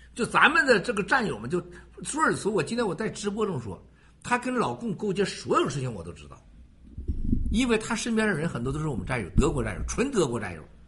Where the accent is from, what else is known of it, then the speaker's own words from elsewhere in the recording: Shandong, China; moved away; 山东我老家